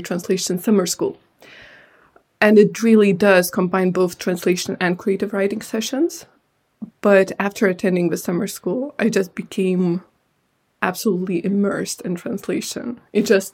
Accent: Lithuania; first language Lithuanian and Georgian; English is a second language; moved away as an adult; now in United Kingdom; I grew up in Lithuania, so naturally I gravitated more towards Lithuanian

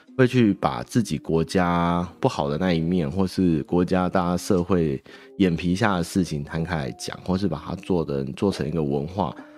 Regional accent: Taiwan; 我们台湾人

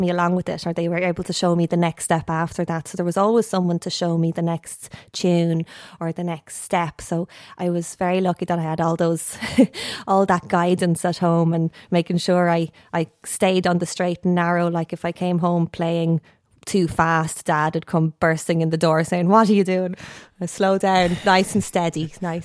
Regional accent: Ashbourne, Leinster, Ireland; I grew up in Ashburn, County Meath

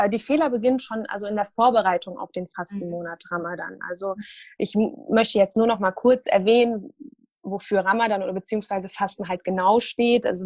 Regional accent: Syria; Ich komme ursprünglich aus Syrien, äh, bin 34 Jahre alt und studiere an der Justus-Liebig-Universität in Gießen Ernährungswissenschaften.

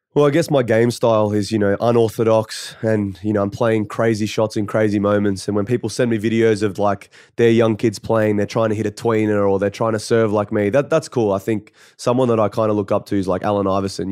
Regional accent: Canberra, Australian Capital Territory, Australia; I come from Canberra

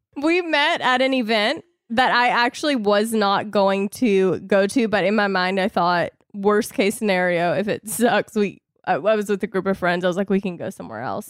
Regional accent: the South, United States; I was raised in the South

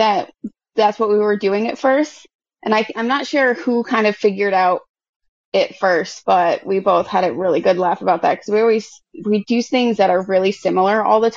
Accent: Massachusetts, United States; moved away as an adult; now in Syracuse, United States; I grew up in Massachusetts, like right on the border of New Hampshire. And I moved out to Syracuse when I was 19.

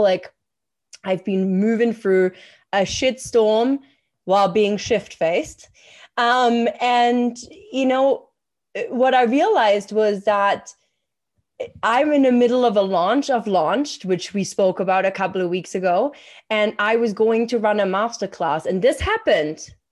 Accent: Germany; moved away; I'm from Germany

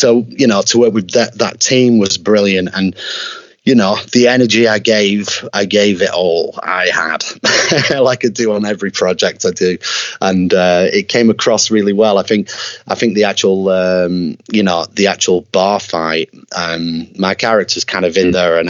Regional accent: Preston, North West England, United Kingdom; my hometown of Preston in Lancashire in the UK

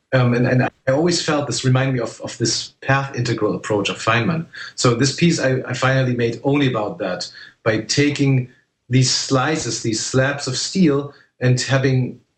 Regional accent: Germany; I was one of the first people in my hometown in Germany who used a computer.

